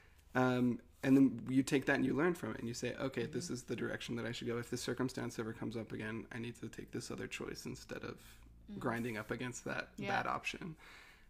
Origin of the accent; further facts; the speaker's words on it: Utah, United States; I grew up in Utah in a very religious household